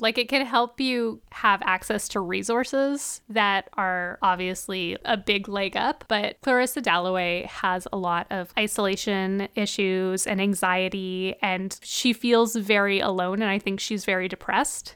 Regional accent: Canada; we're Canadian

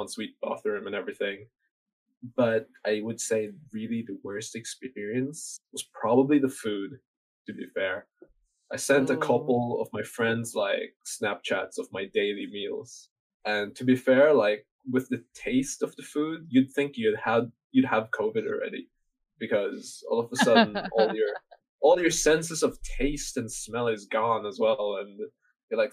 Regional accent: Bergen, Vestland, Norway; moved away; also born or lived in United Kingdom; Bergen, which is my home city

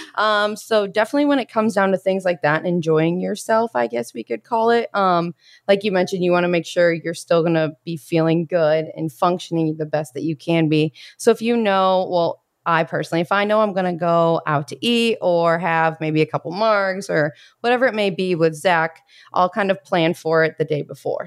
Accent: Bloomington, Indiana, United States; moved away as an adult; I am from Bloomington, Indiana

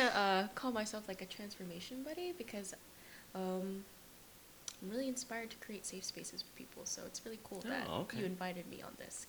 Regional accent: United States; growing up in America, I am a Filipino American, of course.

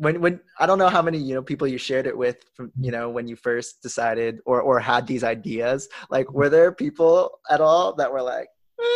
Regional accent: United States; growing up, like, you know, being born in America, me being American, being Asian

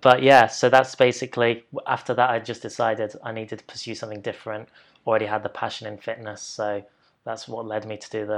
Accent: Loughborough, East Midlands, United Kingdom; So I am from Leicestershire, a town called Loughborough.

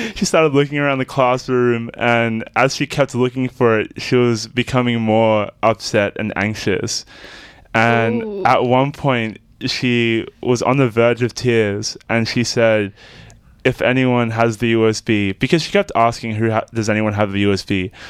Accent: Melbourne, Victoria, Australia; I was born in the southeast suburbs of Melbourne

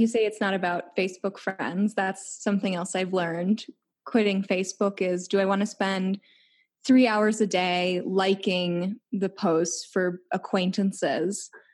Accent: Chicago, Illinois, United States; moved away; I'm from Chicago

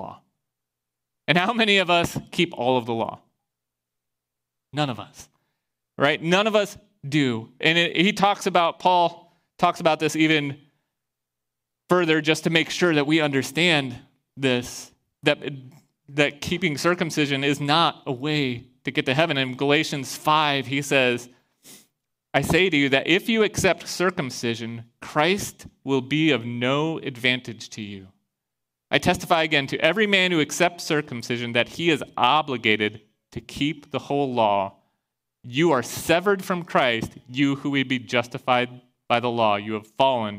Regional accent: Iowa, United States

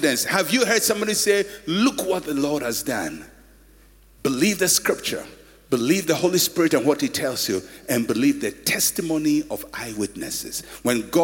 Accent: Ghana; I'm a Ghanaian

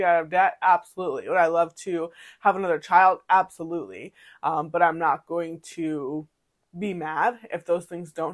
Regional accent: Massachusetts, United States; now in Maryland, United States; when I grew up in Massachusetts, there was like, I probably saw like one or two townhouse communities

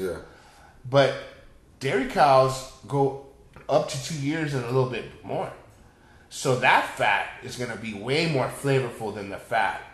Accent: Texas, United States; moved away; also born or lived in Los Angeles; I'm from Texas

